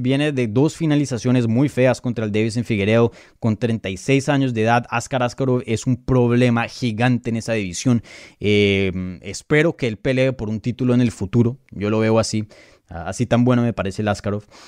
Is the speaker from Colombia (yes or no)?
yes; Colombia; first language Spanish; yo soy colombiano, mi primer idioma es el español.